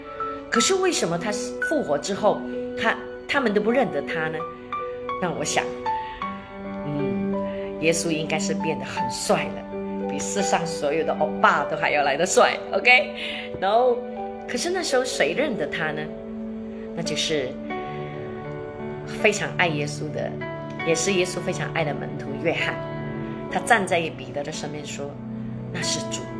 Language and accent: Chinese; China; 那这也是我们中国人的传统，就是哎，我们呃见到朋友啊，或者有客人远方来啊